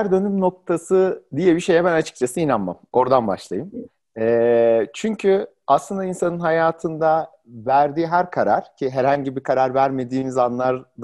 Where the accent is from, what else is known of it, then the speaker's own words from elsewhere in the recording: Ankara, Turkey; E, Ankaralıyım. E, bütün üniversite ve lise hayatım e, Ankara'da geçti.